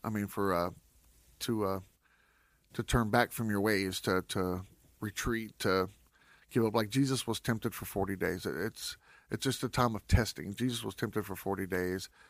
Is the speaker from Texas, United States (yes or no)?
yes; West Texas, United States; I'm from West Texas, so we don't usually get a lot of rain